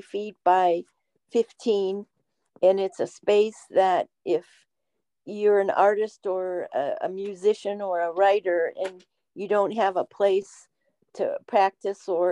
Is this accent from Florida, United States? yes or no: no; Ohio, United States; moved away as an adult; now in West Virginia, United States; I was raised in Ohio, in the northern part of the Midwest